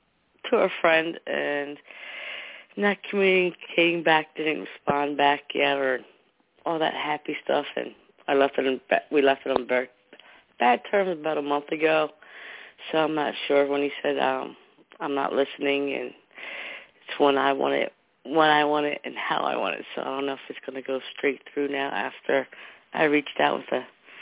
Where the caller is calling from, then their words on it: New Jersey, United States; I'm New Jersey.